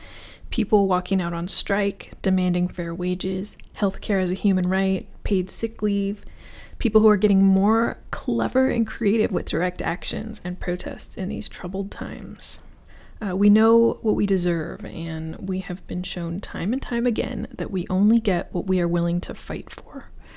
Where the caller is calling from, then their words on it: California, United States; I'm checking in from the Bay Area.